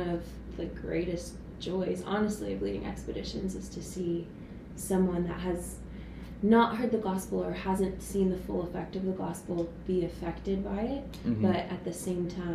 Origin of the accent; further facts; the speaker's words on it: West Virginia, United States; I am from West Virginia.